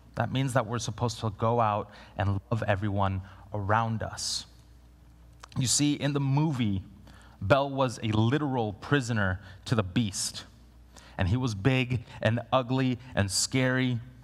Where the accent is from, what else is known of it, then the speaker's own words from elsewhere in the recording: Guatemala; moved away; I was born in Guatemala, and I went with my parents